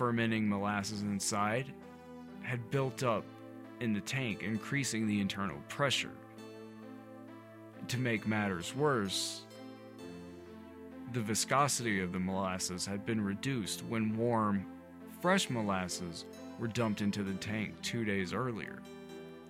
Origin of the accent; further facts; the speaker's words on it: the South, United States; I grew up in the South, where you don't put syrup on anything